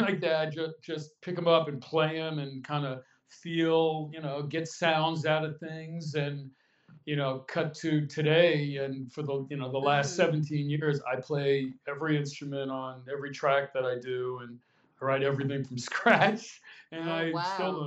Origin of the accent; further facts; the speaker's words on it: Dix Hills, New York, United States; moved away as an adult; also born or lived in Los Angeles, California; now in New York and Los Angeles, United States; I am originally from Long Island, New York, a place called Dix Hills